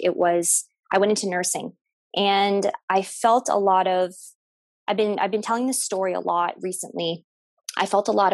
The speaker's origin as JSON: {"language": "English", "town": "Windsor", "region": "Ontario", "country": "Canada", "tie": "born or raised there", "also_born_or_lived": "Toronto, Canada", "said": "I'm from Windsor, Ontario, born and raised from Windsor, Ontario."}